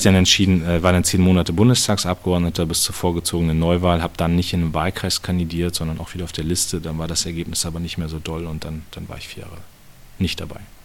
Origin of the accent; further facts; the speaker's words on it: Munster, Lower Saxony, Germany; also born or lived in Soltau; nach Munster und lebe da auch immer noch. Das ist immer noch meine Heimat